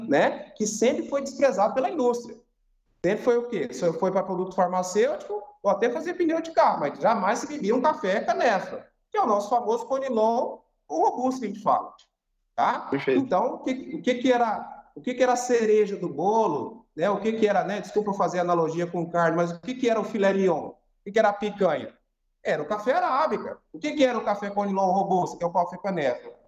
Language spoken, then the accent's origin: Portuguese; Cacoal, Rondônia, Brazil; also born or lived in Umuarama, Paraná; Eu sou praticamente rondoniense, né? Eu me sinto rondoniense por quê? É, eu nasci no, no, estado do Paraná, né, na cidade de Umuarama, só que eu vim para Rondônia muito jovem, né? Praticamente um recém-nascido com seis meses de idade